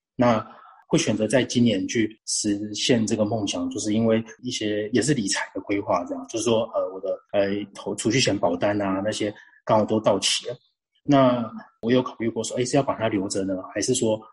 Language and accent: Chinese; Changhua County, Taiwan; 我跟 Claire 一样都是彰化人嘛